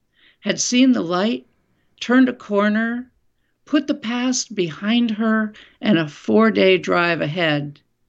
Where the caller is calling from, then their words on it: Winooski, Vermont, United States; I'm in Winooski, Vermont.